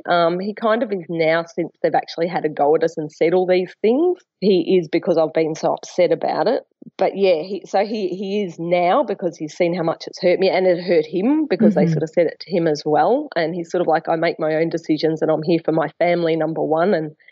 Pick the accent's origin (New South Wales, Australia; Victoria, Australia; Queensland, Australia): Victoria, Australia; Melbourne; moved away as an adult; now in Brisbane, Australia; I'm ringing because I moved to Brisbane from Melbourne about 10 years ago to be with my now husband.